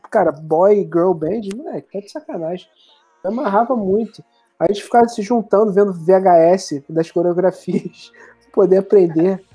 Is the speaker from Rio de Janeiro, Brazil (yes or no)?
yes; Nova Iguaçu, Rio de Janeiro, Brazil; eu nasci, como eu cresci em Nova Iguaçu, que é a cidade que eu, é uma cidade meio que do interior aqui do Rio